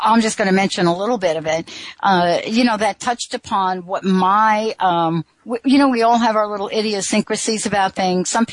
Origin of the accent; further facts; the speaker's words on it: New Jersey, United States; also born or lived in New York; now in Washington, United States; I grew up on the East Coast and I'm from New York, I grew up in New Jersey